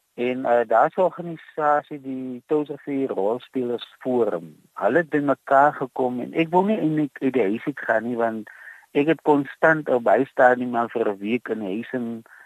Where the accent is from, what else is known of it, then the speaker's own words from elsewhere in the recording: Touws River, Western Cape, South Africa; also born or lived in Calvinia; Ek is gebore in Touwsrivier. Ek het hier groot geword in 'n paar ander dorpe soos Verliesdorp en Kaizi naby Montetjie